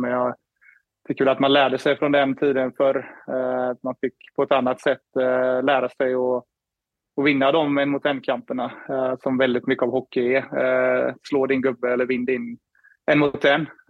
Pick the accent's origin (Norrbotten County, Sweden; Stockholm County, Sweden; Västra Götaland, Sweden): Västra Götaland, Sweden; Floda; moved away as an adult; also born or lived in Gothenburg / Skellefteå / Minneapolis, United States; now in Toronto, Canada; uppväxt i Floda, spelade Lerum hela vägen upp tills jag var 14, 15 där